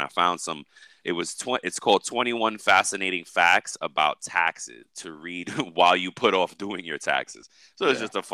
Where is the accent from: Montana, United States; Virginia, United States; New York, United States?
New York, United States; I'm a New Yorker